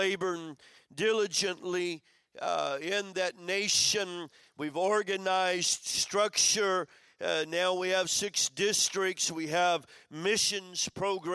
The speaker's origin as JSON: {"language": "English", "town": "Madrid", "region": "Community of Madrid", "country": "Spain", "said": "I'm from Madrid"}